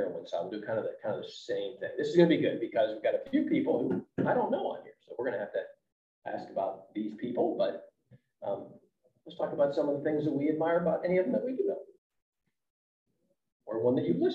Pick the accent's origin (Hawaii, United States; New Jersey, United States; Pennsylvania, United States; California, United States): Pennsylvania, United States; Pittsburgh; moved away as an adult; also born or lived in Dallas, Texas; So I grew up outside of Pittsburgh, Pennsylvania.